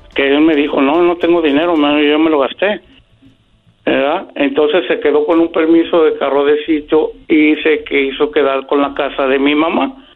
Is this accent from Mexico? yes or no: yes; Guadalajara, Jalisco, Mexico; Nosotros somos de Guadalajara